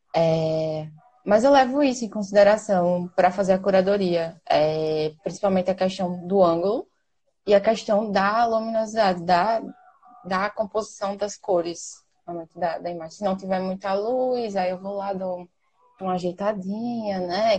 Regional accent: Maceió, Alagoas, Brazil; sou daqui de Maceió

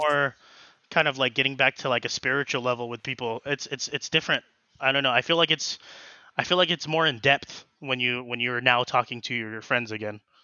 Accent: Colton, California, United States; also born or lived in Fontana, California / Grand Terrace, California / Riverside, California; born and raised in the Inland Empire. Um, yeah, I, uh, was born in, um, f, like Fontana, and then I stayed in Colton, um, all throughout high school

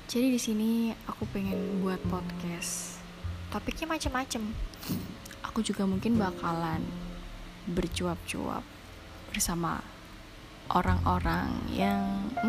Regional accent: Java, Indonesia; kok bahasa Jawa kok keluar nggak apa-apa karena aku ya orang Jawa

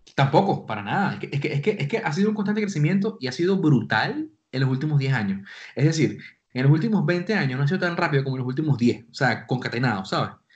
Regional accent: Venezuela; now in Spain; somos venezolanos los tres

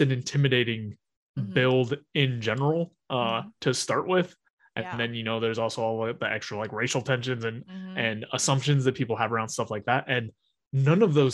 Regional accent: Utah, United States; growing up in Utah, where it's relatively conservative everywhere

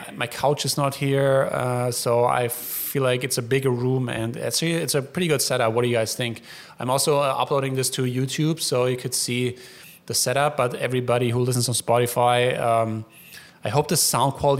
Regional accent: Allgäu, Bavaria, Germany; moved away; Allgäu is where I'm from in Germany

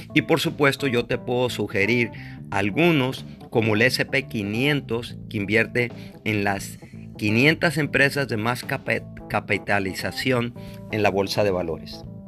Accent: Mexico; soy mexicano

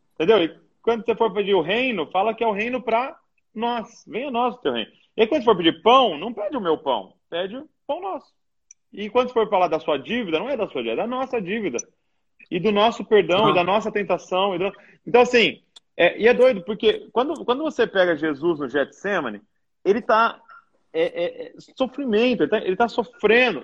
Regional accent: Brazil; nós, como brasileiros

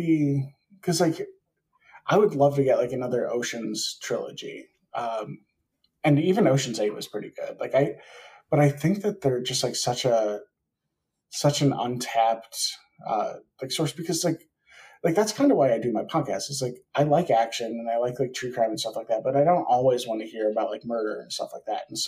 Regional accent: Wisconsin, United States; moved away; I'm from Wisconsin originally

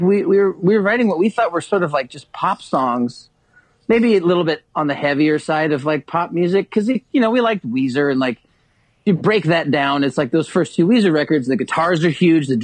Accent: Kansas City, United States; we're from Kansas City.

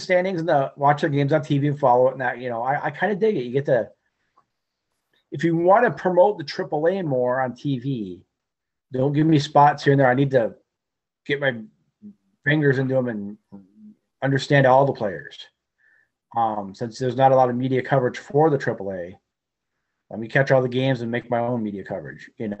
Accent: United Kingdom; Being British, it was a little goofy being there at Irish night.

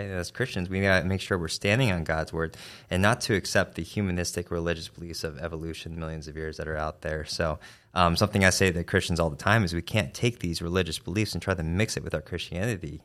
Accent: Arizona, United States; now in Kentucky, United States; I'm from Arizona

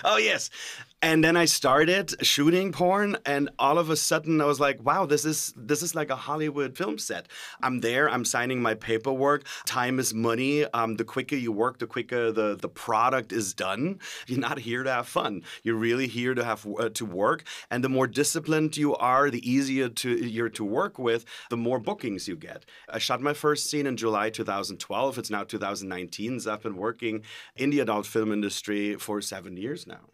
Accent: Germany; English is a second language; now in California, United States; I'm originally from Germany, so excuse the sometimes when I sound a little bit like the ex-governator.

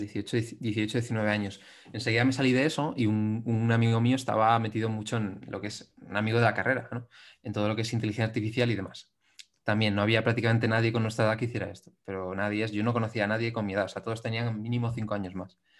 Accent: Madrid, Community of Madrid, Spain; soy un chico de Madrid

